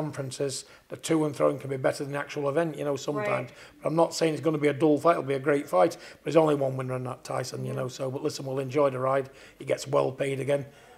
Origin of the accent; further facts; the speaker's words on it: Manchester, North West England, United Kingdom; Manchester's my hometown